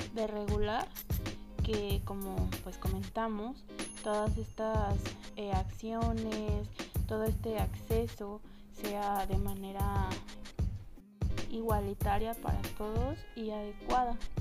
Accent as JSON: {"language": "Spanish", "country": "Mexico", "said": "como mexicanos"}